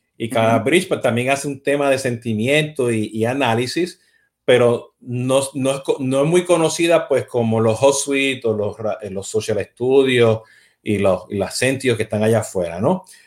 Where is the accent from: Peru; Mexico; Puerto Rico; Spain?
Puerto Rico; yo siendo puertorriqueño